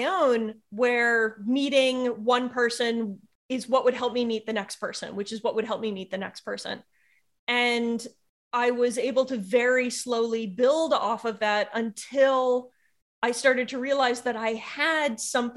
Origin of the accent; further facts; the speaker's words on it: United States; being an American